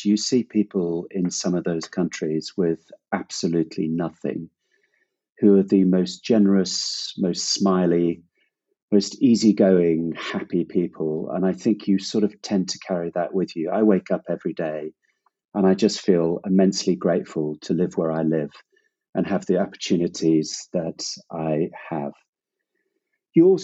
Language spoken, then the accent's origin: English; Zimbabwe; moved away; also born or lived in Hong Kong / Cambodia; I grew up in Zimbabwe